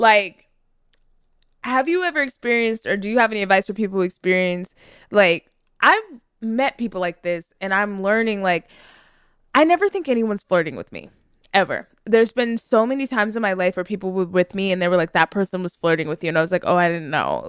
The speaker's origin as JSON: {"language": "English", "region": "the South", "country": "United States", "said": "listen, I'm from the South. And my grandmother always said something like, don't pay for wisdom that someone already bought."}